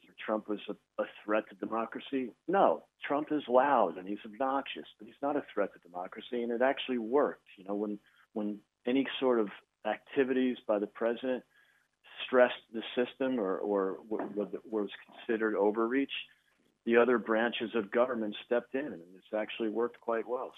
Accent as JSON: {"language": "English", "town": "Chicago", "region": "Illinois", "country": "United States", "said": "I'm from Chicago"}